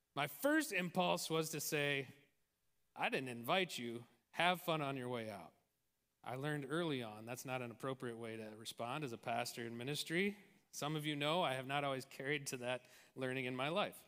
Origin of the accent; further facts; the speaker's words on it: Tolstoy, Midwest, United States; the small town that I grew up